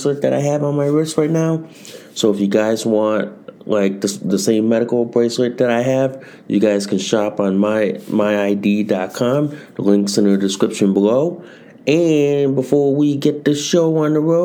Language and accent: English; Connecticut, United States; my home state of Connecticut